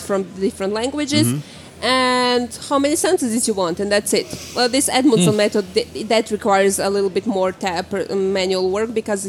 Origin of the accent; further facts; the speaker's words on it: Croatia; now in Norway; I'm originally from Croatia, where it's sunny